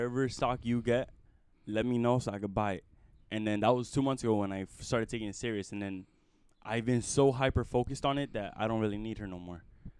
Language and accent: English; Texas, United States; Like, I'm from Texas, and I love it. You feel me? And there's Texas flags everywhere, bro.